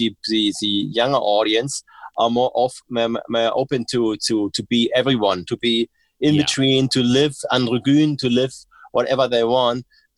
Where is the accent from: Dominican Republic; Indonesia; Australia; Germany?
Germany; Berlin; English is a second language; I'm from Berlin